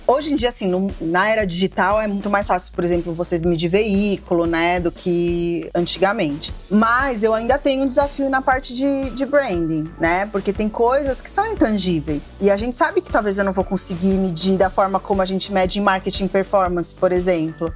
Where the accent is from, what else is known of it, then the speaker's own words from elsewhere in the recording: São Paulo, Brazil; sou aqui de São Paulo, cresci aqui, nasci aqui.